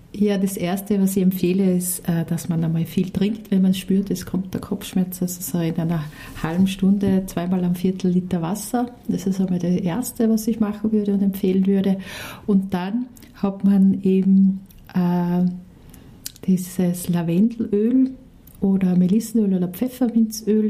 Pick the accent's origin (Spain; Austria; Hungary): Austria; bei uns in Österreich